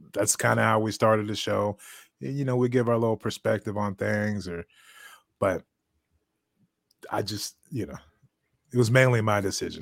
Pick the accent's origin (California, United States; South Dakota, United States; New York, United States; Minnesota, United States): California, United States; Bay Area; now in Texas, United States; I'm from the Bay Area.